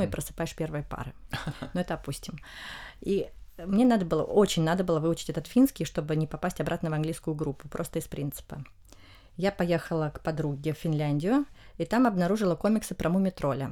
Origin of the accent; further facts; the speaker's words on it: Russia; в России мы изучаем испанский из Испании